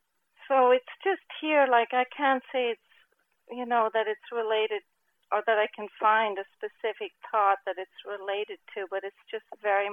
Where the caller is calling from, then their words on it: Portland, United States; I'm calling from Portland.